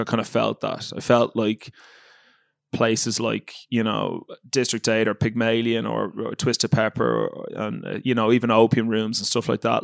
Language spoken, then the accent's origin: English; Ireland; moved away as an adult; And I grew up in Ireland